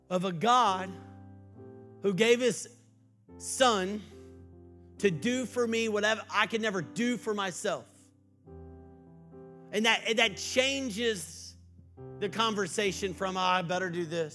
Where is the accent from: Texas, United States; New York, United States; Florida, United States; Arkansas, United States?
Texas, United States; I was from Texas